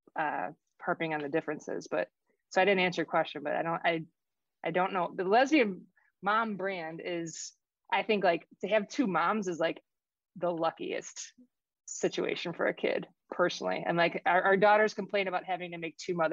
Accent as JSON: {"language": "English", "town": "Chicago", "region": "Illinois", "country": "United States", "tie": "born or raised there", "also_born_or_lived": "Oak Lawn, Illinois / Boston", "moved": "as an adult", "lives_now": "New Hampshire, United States", "said": "Going to college in Boston, growing up in Chicago, moving back to Chicago as an adult, and now living in this like New Hampshire"}